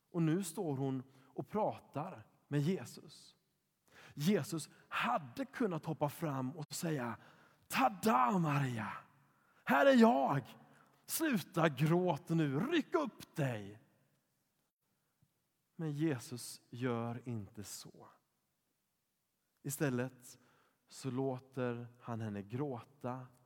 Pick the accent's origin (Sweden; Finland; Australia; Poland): Poland; när jag var sex år gammal så fick jag låna en barnbok från min katolska kompis i Polen där jag växte upp.